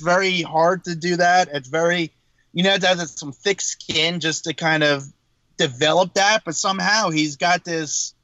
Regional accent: New Jersey, United States; I'm from Jersey.

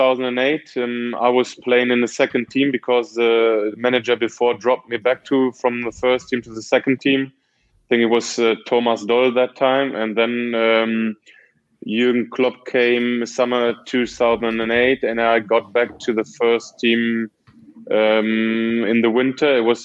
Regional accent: Dortmund, North Rhine-Westphalia, Germany; So it was a great time for me growing up in Dortmund, playing there for 10 years

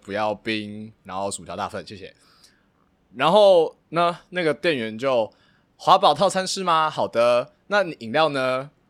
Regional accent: Taiwan; moved away; 作为一个台湾人

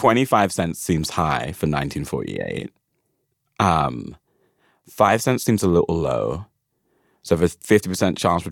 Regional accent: England, United Kingdom; I'm English.

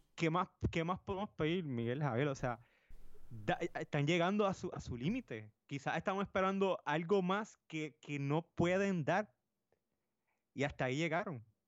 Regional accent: Puerto Rico; nosotros somos puertorriqueños

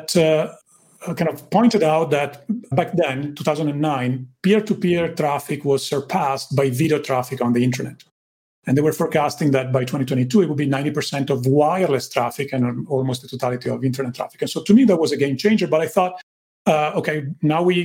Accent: Italy; English is a second language; moved away as an adult; I grew up in Italy, as you can tell from my accent

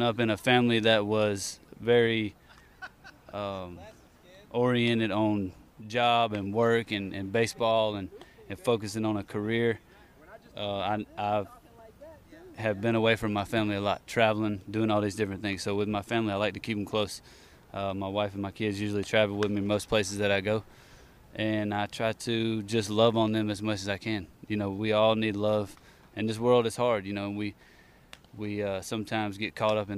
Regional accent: the South, United States; I guess that's just what we like to do in the South

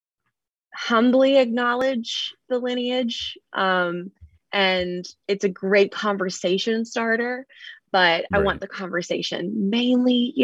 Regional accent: Mobile, Alabama, United States; I ended up growing up in Mobile, Alabama, which is a little bit bigger.

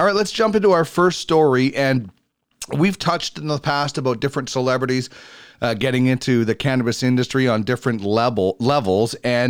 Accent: Manitoba, Canada; now in Edmonton, Canada; growing up in Manitoba

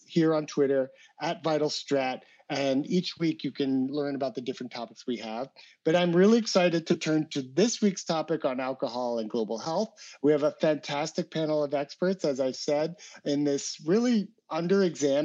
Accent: New York, United States; as a New Yorker

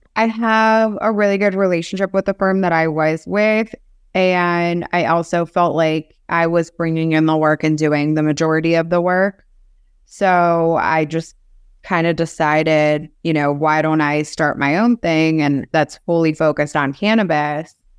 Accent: Cincinnati, Ohio, United States; moved away as an adult; also born or lived in Minsk, Belarus; now in South Florida, United States; then my family moved over to U S in ninety two, sorry, ninety three. to Cincinnati, Ohio.

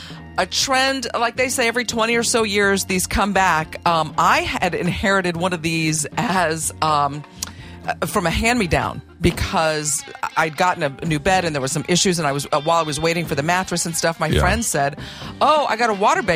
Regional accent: Oklahoma City, Oklahoma, United States; growing up in Oklahoma City.

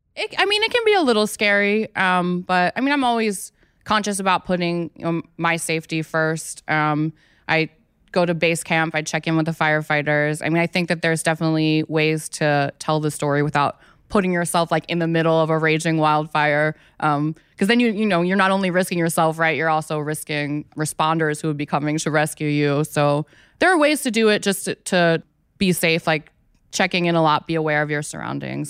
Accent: Philadelphia, Pennsylvania, United States; moved away as an adult; now in Los Angeles, United States; I'm actually from Philly

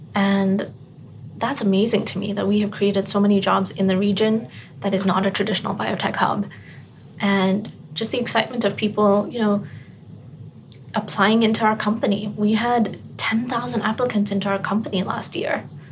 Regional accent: Botswana; moved away; growing up in Botswana

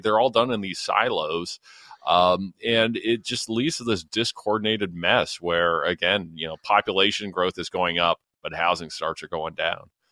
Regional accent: London, Ontario, Canada; my hometown of London, Ontario

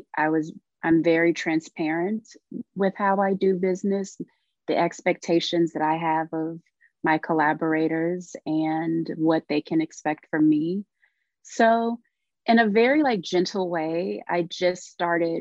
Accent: Louisiana, United States; also born or lived in Texas; I'm a Southern girl. I grew up down south. My family is from Louisiana. So my early childhood was between Louisiana and parts of Texas

